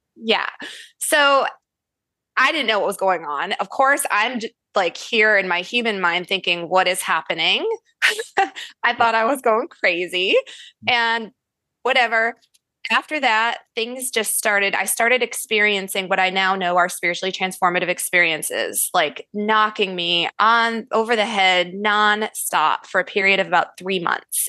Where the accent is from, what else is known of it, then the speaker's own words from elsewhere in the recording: Syracuse, New York, United States; moved away; I was born and raised in Syracuse, New York. Okay. Which is not where I reside now